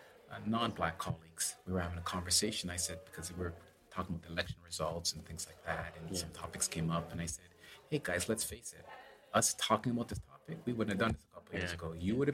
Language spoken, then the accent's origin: English; Toronto, Ontario, Canada; I'm first-generation Canadian, born here in Toronto at Mount Sinai Hospital. My parents are Jamaican, so I'm Jamaican heritage.